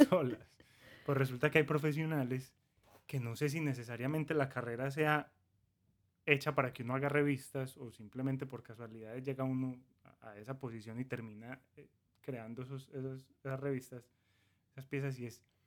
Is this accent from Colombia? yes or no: yes; Colombia; now in United States; Nosotros somos colombianos, pero hace unos seis años, siete años vivimos acá en Estados Unidos